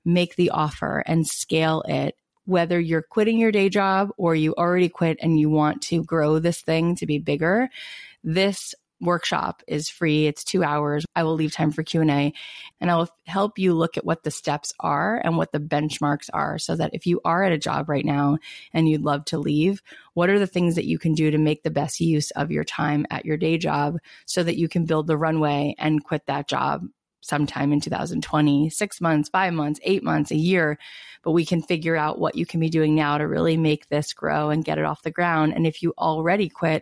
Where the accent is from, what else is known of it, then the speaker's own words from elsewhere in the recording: East Coast, United States; moved away as an adult; now in West Coast, United States; I was born on the East Coast and then I've been out on the West Coast for, I can't believe, 16 years.